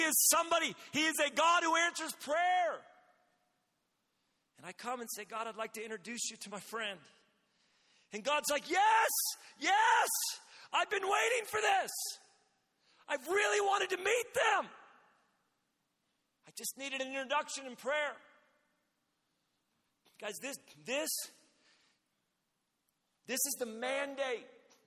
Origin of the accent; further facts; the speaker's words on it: Redding, California, United States; my city, my hometown, Reading